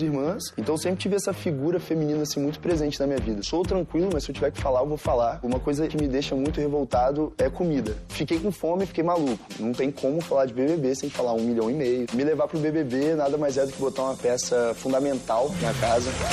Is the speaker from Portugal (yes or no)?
no; Brazil; eu fui criado em Conduru